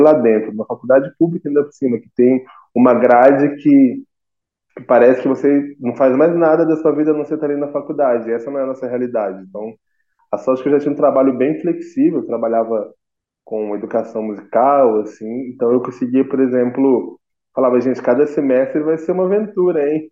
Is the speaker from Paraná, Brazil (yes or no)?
no; Minas Gerais, Brazil; also born or lived in Niterói, Rio de Janeiro; sou aqui de Minas Gerais